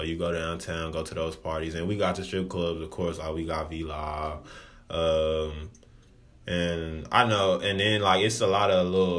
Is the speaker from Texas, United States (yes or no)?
yes; Dallas, Texas, United States; now in Lancaster, United States; I grew up in Oak Cliff. And then I move because Oak Cliff is bad, bro. It's the hood.